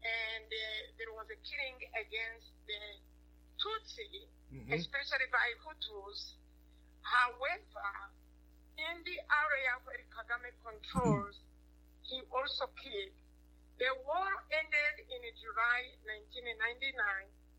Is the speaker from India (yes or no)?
no; Rwanda; I am from Rwanda